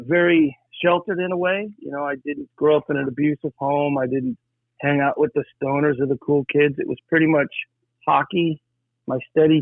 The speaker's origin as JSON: {"language": "English", "town": "Cascade", "region": "Colorado", "country": "United States", "tie": "born or raised there", "moved": "as an adult", "said": "I grew up just outside of Colorado Springs, Colorado. So I was a little hillbilly kid. It was a small town called Cascade"}